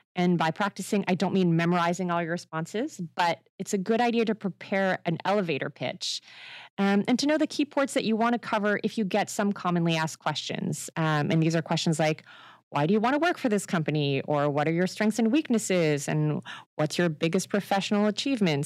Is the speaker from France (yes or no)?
yes; France; moved away as an adult; now in Canada; my home country, uh, France